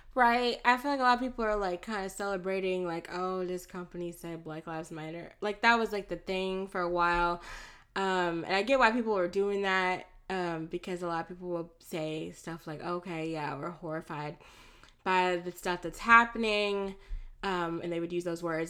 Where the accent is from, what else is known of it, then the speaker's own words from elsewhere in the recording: Florida, United States; moved away; also born or lived in Texas; I was born in Florida. I was not born in Texas, um, but I have lived in the South my entire life. I've only lived in Florida and um, Texas.